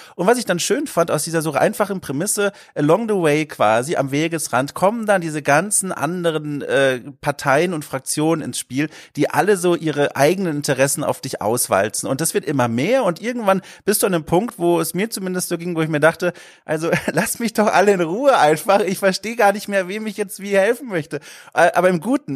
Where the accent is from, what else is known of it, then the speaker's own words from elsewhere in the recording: Southern Germany, Germany; Ich komme ja aus Süddeutschland und da eher aus der Dorfgegend, so Kleinstadtgegend.